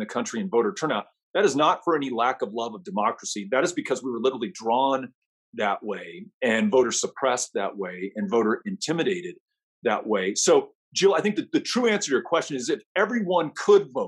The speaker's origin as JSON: {"language": "English", "town": "El Paso", "region": "Texas", "country": "United States", "tie": "born or raised there", "said": "my hometown of El Paso"}